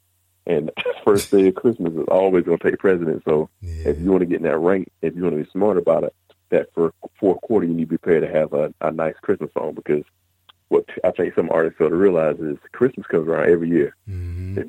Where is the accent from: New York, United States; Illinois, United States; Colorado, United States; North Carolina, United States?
North Carolina, United States; Jacksonville; now in Orangeburg, United States; I'm originally from Jacksonville, North Carolina, but I currently live in Orangeburg.